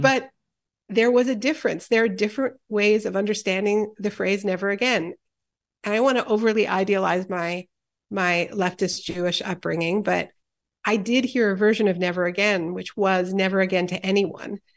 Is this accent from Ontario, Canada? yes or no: no; Montreal, Quebec, Canada; I grew up in Montreal